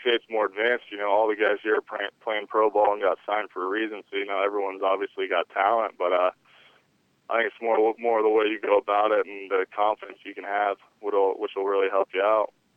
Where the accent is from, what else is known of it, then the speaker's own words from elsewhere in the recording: San Diego, California, United States; Growing up in California, not really you know, being too much elsewhere